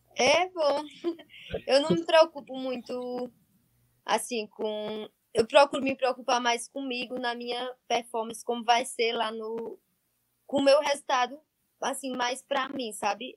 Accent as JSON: {"language": "Portuguese", "town": "Monteiro", "region": "Paraíba", "country": "Brazil", "tie": "born or raised there", "moved": "yes", "lives_now": "Pernambuco, Brazil", "said": "Atualmente moro em Pernambuco, mas nasci em Monteiro, na Paraíba."}